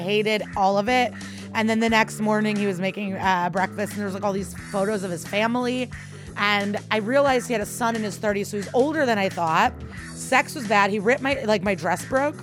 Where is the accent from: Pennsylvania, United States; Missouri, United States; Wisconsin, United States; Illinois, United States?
Illinois, United States; Chicago; moved away; I'll be back home in Chicago in January